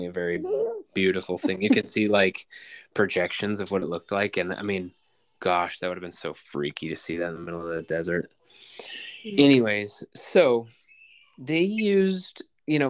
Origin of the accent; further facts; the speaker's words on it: United States; we're American